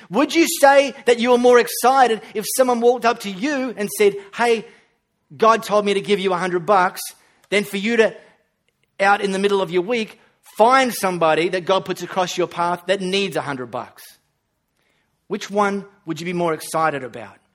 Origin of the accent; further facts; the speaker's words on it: Australia; When you travel to a developing country, you don't have to say, oh, I'm so sorry, I'm from Australia. I've got running water.